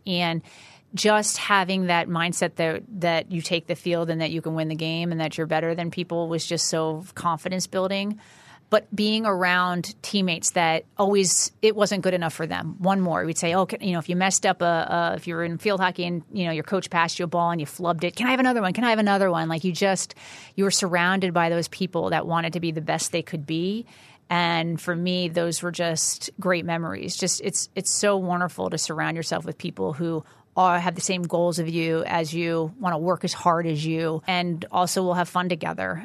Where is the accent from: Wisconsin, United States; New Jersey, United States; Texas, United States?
New Jersey, United States; Chatham; I'm from North Jersey, Chatham, New Jersey